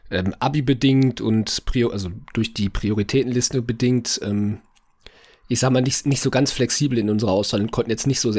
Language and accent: German; Hamburg, Germany; ja, natürlich, ich bin Hamburger.